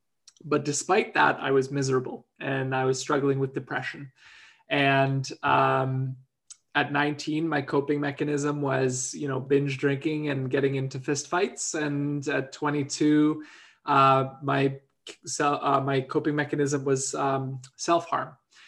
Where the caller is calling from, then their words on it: Vancouver, British Columbia, Canada; Well, I'm dialing in from the Coast Salish unceded territories of the Musqueam, Squamish, and Tsleil-Waututh, also known as Vancouver.